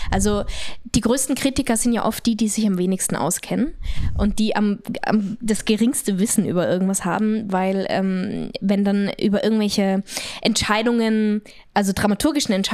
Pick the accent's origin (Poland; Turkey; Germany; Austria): Austria; Nein, aber ich bin in den Bergen aufgewachsen, auf einer kleinen